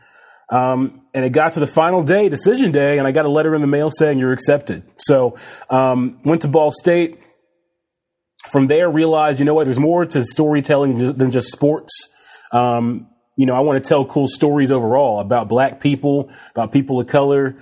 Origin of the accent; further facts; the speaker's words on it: Ohio, United States; moved away; it's home. Ohio is home